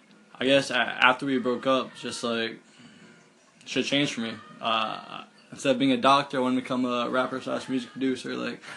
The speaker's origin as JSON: {"language": "English", "town": "Allentown", "region": "Pennsylvania", "country": "United States", "tie": "born or raised there", "also_born_or_lived": "Bethlehem, Pennsylvania", "said": "I was born in Bethlehem, right? But I was raised in Allentown my whole life. But now I live back in Bethlehem."}